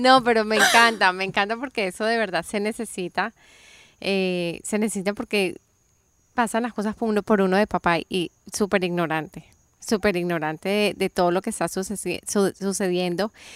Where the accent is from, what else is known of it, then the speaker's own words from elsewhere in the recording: Colombia; moved away; yo crecí en Colombia